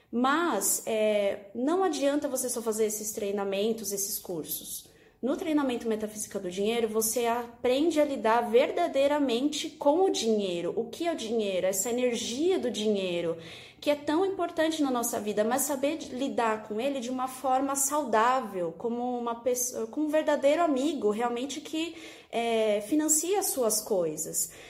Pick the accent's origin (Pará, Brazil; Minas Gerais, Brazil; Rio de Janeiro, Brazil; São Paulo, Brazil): São Paulo, Brazil; arquiteta …, sou de São Paulo, sou aluna da Raquel Menezes